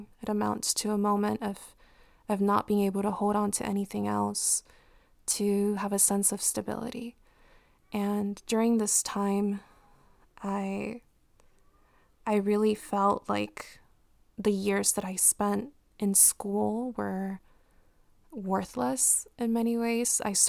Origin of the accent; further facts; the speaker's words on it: Compton, California, United States; based on the community that I grew up in Compton.